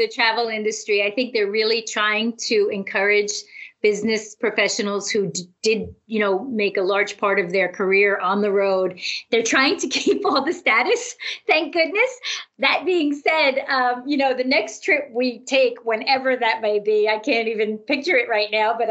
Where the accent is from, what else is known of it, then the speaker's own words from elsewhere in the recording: Connecticut, United States; I have not left my hometown here in Connecticut since